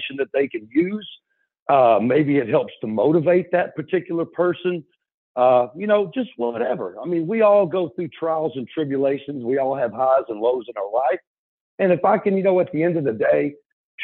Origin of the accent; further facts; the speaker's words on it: Pasadena, Texas, United States; I'm from Pasadena, Texas